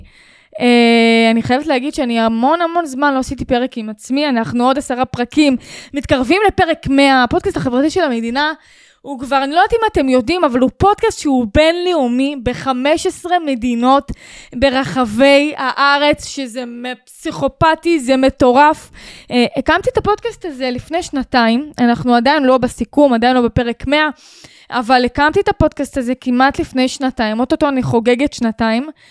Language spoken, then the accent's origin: Hebrew; Sharon plain, Israel; אני מהשרון עברתי חרם 13 שנה מגיל 6